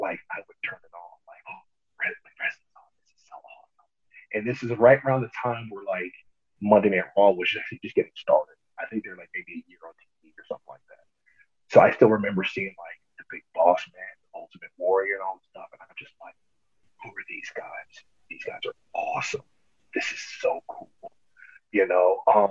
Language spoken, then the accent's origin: English; Atlanta, Georgia, United States; also born or lived in New York; So we just packed up and moved to Atlanta